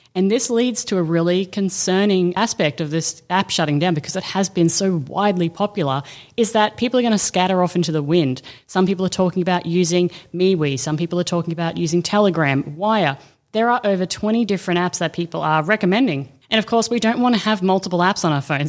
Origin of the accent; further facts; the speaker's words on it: Australia; I'm Aussie